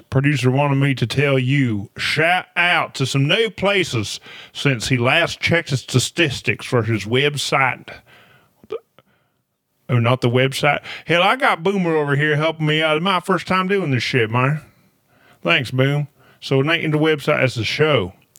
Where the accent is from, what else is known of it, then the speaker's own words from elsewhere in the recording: Toad Suck, Arkansas, United States; also born or lived in Possum Grape, Arkansas; I'm from Arkansas.